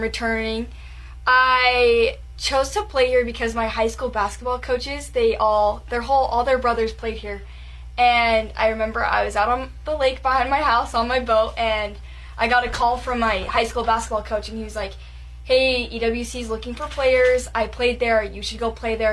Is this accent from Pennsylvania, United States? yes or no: no; Utah, United States; moved away as an adult; now in Wyoming, United States; I'm from Utah